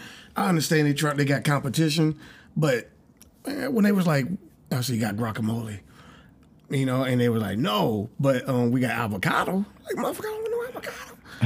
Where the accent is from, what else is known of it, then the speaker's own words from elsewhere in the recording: Oakland, California, United States; moved away; also born or lived in Georgia; I'm from Cali, right? In Oakland, we had a burrito place.